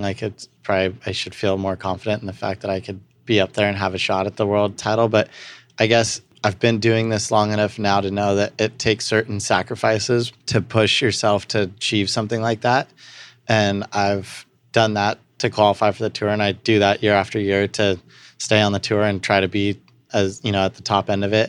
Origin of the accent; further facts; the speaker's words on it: Santa Barbara, California, United States; also born or lived in Pasadena; we grew up outside on some property in Santa Barbara that, uh, my grandparents bought and we moved up from Pasadena when I was, like, three